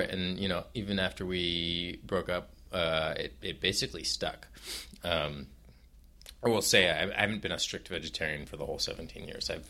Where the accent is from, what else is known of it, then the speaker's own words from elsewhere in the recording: Oakland, California, United States; In, in California, in Oakland.